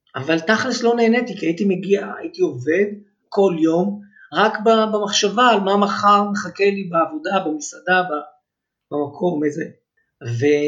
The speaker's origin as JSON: {"language": "Hebrew", "town": "Ness Ziona", "region": "Central District", "country": "Israel", "tie": "born or raised there", "also_born_or_lived": "Holon / Rishon LeZion / Herzliya Gymnasium, Tel Aviv", "said": "אני גדלתי בנס ציונה, זאת אומרת, נולדתי בחולון, עברנו לראשון, עברנו לנס ציונה"}